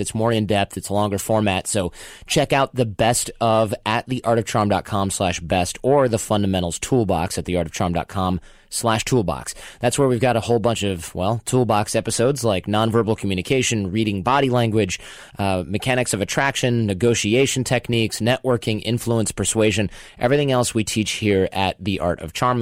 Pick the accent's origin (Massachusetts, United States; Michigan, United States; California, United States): Michigan, United States; moved away; I'm from Michigan myself